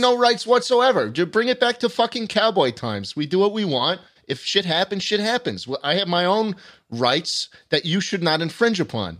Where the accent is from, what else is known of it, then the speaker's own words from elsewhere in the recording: New York, United States; growing up in New York